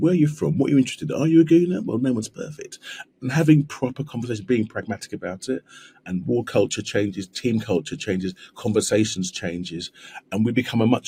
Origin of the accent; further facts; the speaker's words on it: London, United Kingdom; I'm from South East London. You can probably tell by the accent